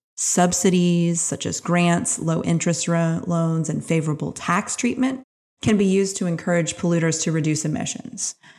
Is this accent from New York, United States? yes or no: no; New Orleans, Louisiana, United States; My hometown, New Orleans